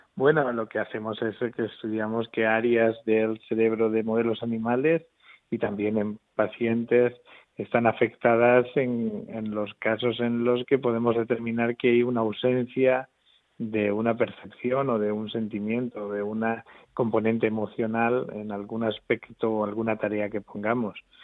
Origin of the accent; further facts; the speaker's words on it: Albacete, Castilla-La Mancha, Spain; moved away as an adult; now in Murcia, Spain; soy de Albacete, pero vamos, como si fuera murciano, porque llevo, viviendo en Murcia desde, que me vine a hacer la carrera prácticamente